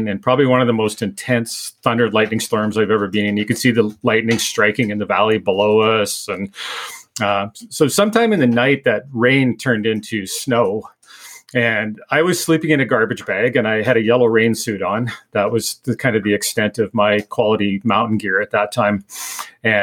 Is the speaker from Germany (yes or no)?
no; Manitoba, Canada; moved away as an adult; now in Alberta, Canada; I was from Manitoba at the time, went back, kind of made some arrangements and decided I was going to move to Alberta and be a sheep hunter.